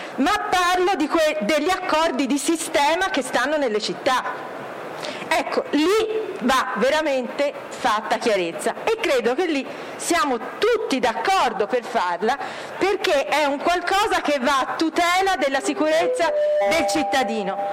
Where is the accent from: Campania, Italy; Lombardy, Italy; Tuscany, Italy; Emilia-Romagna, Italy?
Tuscany, Italy; Florence; Io sono di Firenze, si sente